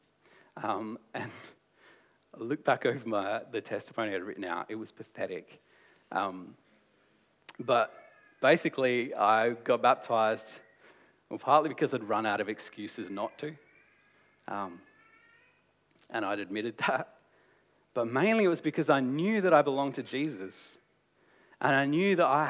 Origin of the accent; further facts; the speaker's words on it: Australia; as an Australian culture